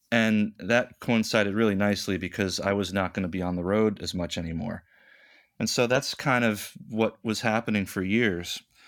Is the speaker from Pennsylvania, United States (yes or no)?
no; Rochester, New York, United States; now in New York City, United States; I'm from Rochester, New York, which is western in the state, and it's it's more midwestern than it is the city